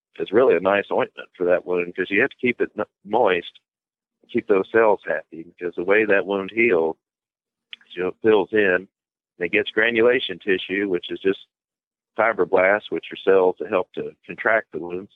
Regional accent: Bardstown, Kentucky, United States; I'm from Bardstown, Kentucky

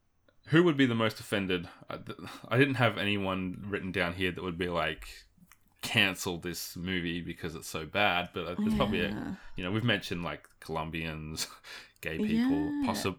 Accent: Australia; which sometimes happens as an Aussie, you're like, come on, what is this?

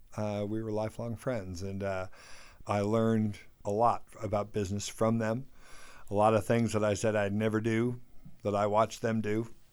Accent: near Lake Tahoe, Northern California, United States; moved away as an adult; now in Jackson Hole, United States; Sent on a bus from Northern California, where I grew up near Lake Tahoe

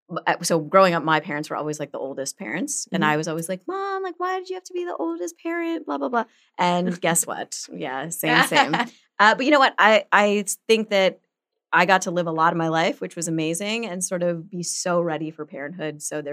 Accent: Montreal, Quebec, Canada

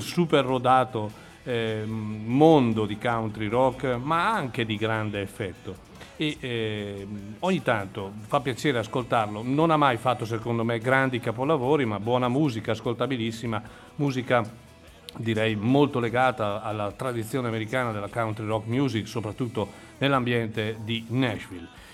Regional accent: Chiari, Lombardy, Italy; sono un Clarence, si dice così. Quelli che nascono a Chiari in questa cittadina

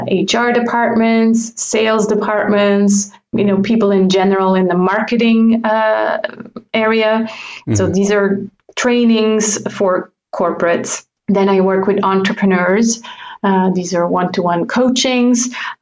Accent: German-speaking Switzerland, Switzerland; English is a second language; now in French-speaking Switzerland; So yes, I now live in the French part, even though I grew up in the German part. And I do speak fluent French

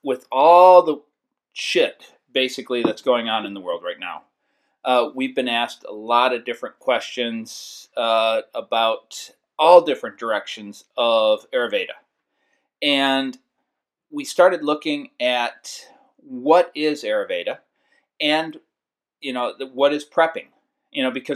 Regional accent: Detroit, Michigan, United States; growing up in Detroit and the woods

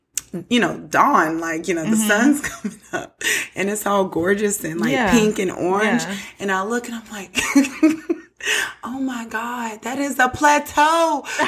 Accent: Atlanta, Georgia, United States; I'm from Atlanta.

